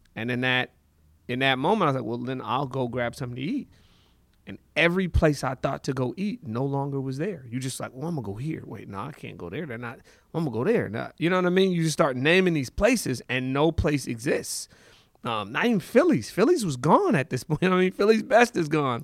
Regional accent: Seattle, Washington, United States; I was born in Seattle. uh, University of Washington Hospital. My mother and father are from Zimbabwe. So they came here in the seventies. So I was born here. My kinda earliest memories go back to really the Central District

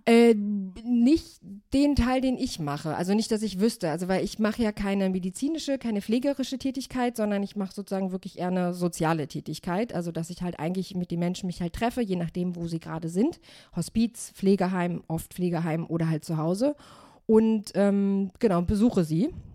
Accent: Germany; Ich bin in Deutschland geboren, bin jetzt 34 Jahre alt

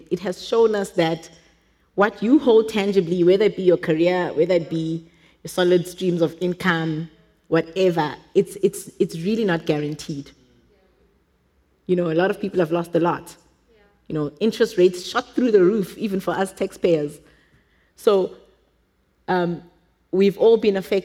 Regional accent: Johannesburg, Gauteng, South Africa; English is a second language; I didn't grow up in a wealthy family. I think we were, in Joburg standards, we were probably poor at home.

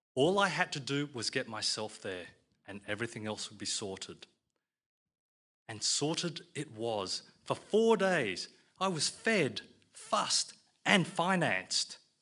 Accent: Australia; I'm an Aussie Chinaman

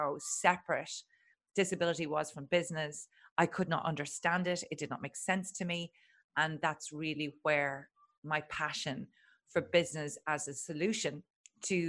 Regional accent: Ireland; I'm Irish and Catholic

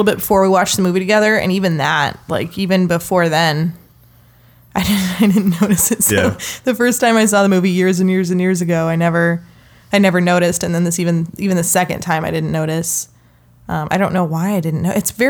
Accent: Nebraska, United States; I'm from Nebraska. I'm a Nebraskan chick, lady, girl.

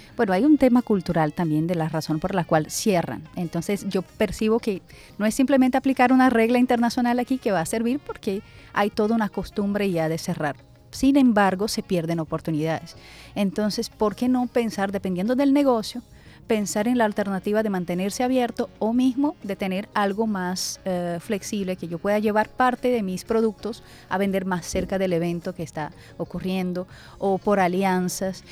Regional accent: Porto Alegre, Rio Grande do Sul, Brazil; Spanish is a second language; now in Barranquilla, Colombia; Yo soy de Porto Alegre, Brasil

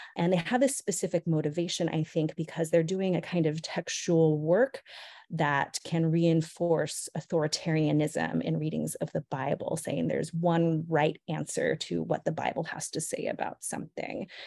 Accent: San Luis Obispo, California, United States; born or raised there; also born or lived in Monterey Park, California

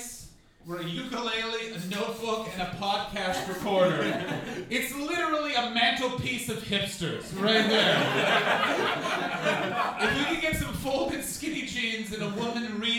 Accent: near Carp, Ontario, Canada; also born or lived in Montreal; now in London, United Kingdom; I'm visiting from Carp, Ontario, which is a town that's next to the town that I grew up

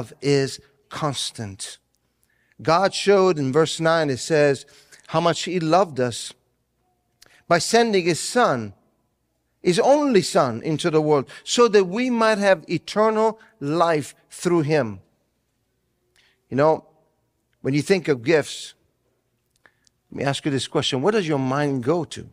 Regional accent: Italy; now in United States; growing up in Italy, I did not celebrate Christmas the way that we do here in the United States

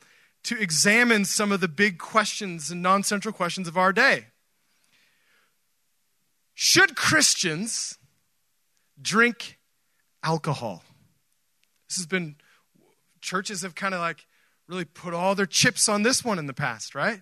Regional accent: Oregon, United States; moved away; I grew up in Oregon

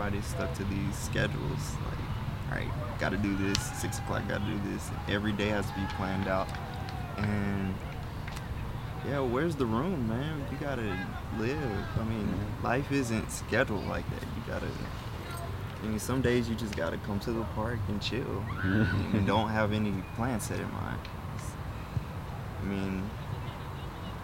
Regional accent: Dallas, Texas, United States; moved away as an adult; now in Austin, United States; I was originally from Dallas

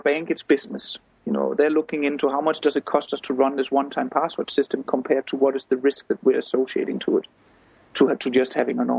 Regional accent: Denmark; I come from Denmark myself

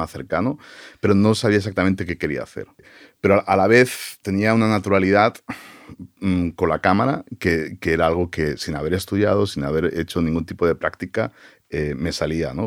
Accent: Barcelona, Catalonia, Spain; moved away as an adult; now in United States; Yo, nací en Barcelona y, prácticamente toda mi vida hasta que tomé la decisión de, ir a Estados Unidos, la pasé y la viví en, Barcelona.

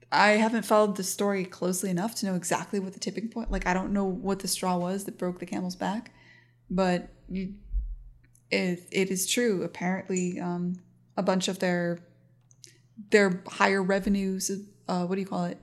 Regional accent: United States; as an American

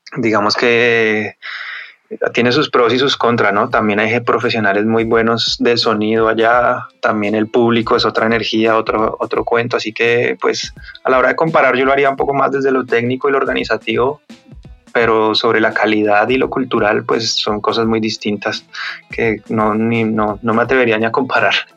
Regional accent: Colombia; now in Madrid, Spain; Somos tres colombianos

